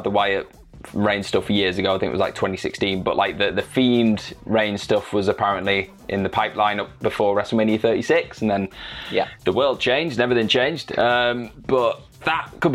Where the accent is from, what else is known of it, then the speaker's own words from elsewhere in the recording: Manchester, North West England, United Kingdom; I'm kind of from Manchester